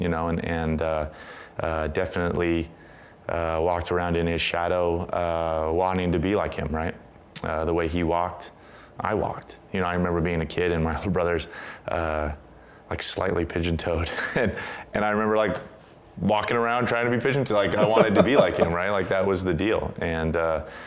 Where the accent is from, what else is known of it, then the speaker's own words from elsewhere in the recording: San Diego, California, United States; I was growing up in San Diego